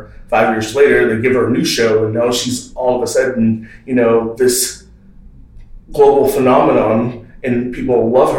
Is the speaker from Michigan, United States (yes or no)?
no; Texas, United States; growing up in the South, Texas, the South, raised by Baptist preachers